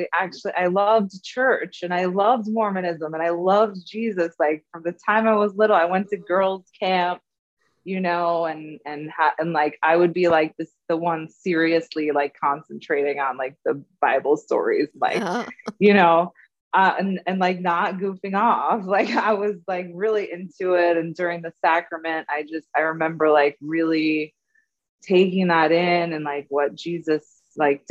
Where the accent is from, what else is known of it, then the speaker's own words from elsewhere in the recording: the Bay Area, California, United States; I grew up in California in the Bay Area.